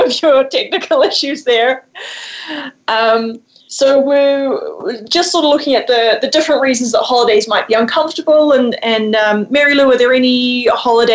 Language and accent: English; New Zealand; I grew up in New Zealand, and so I come from a Kiwi family of four